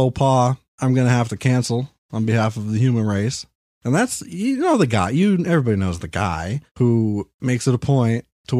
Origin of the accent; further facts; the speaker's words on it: New Hampshire, United States; This is nothing to me. I grew up in New Hampshire.